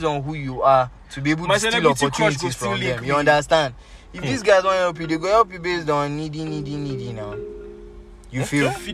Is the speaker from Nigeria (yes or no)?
yes; Nigeria; I'm Nigerian. I'm not American